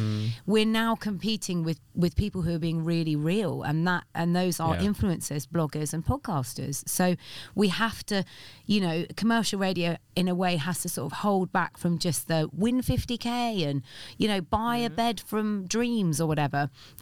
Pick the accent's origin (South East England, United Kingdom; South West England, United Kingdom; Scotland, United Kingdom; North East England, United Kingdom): South East England, United Kingdom; Reading; And it was in Reading where I grew up. I'm not a Londoner. I was just a Mockney on KISS.